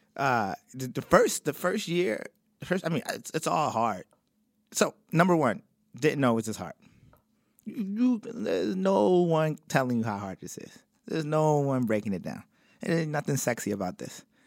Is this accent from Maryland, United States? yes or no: yes; Baltimore, Maryland, United States; also born or lived in Cincinnati; I was from Baltimore also